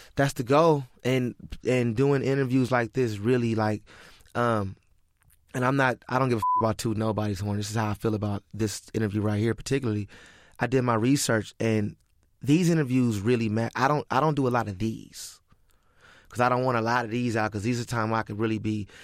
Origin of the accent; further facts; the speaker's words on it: Crenshaw district, California, United States; We come from a different side. We come from the Crenshaw district.